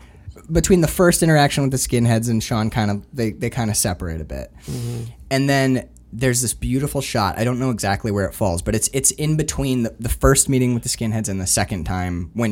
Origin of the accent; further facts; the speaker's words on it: Canada; I told people I was from Canada. I figured it out like 3 weeks in. I was like, they're like American, and I have that kind of Uper accent. So it's like, no, Canadian.